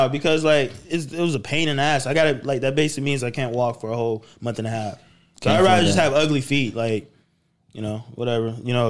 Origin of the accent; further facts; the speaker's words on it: Florida, United States; No. I'm from Florida, but my mom's in the military, so they move her around everywhere.